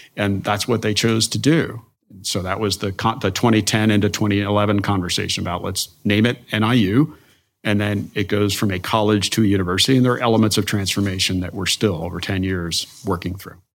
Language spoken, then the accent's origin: English; Denville, New Jersey, United States; moved away; I am from Northwest New Jersey, from Denville, New Jersey. It's on the, was at the time, kind of the, the edge of rural and suburban where they meet. So grew up in a place, we had acres